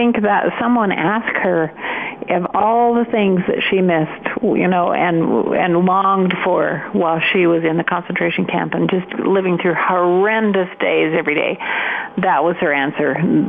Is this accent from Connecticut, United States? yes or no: no; Montpelier, Idaho, United States; moved away; I grew up in Montpelier, Idaho, up in Bear Lake.